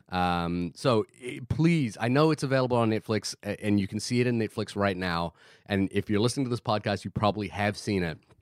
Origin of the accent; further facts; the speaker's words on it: Fiji; moved away; I grew up in Fiji.